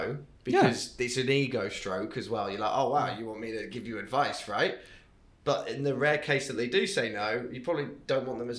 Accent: England, United Kingdom; moved away as an adult; So I'm from England and I moved here 13 years ago now.

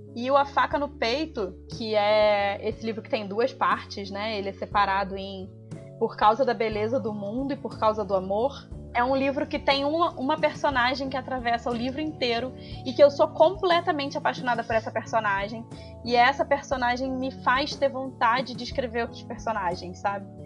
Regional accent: Miguel Pereira, Rio de Janeiro, Brazil; now in Rio de Janeiro, Brazil; Desse lugar que eu venho, de uma cidade pequena no interior do Rio

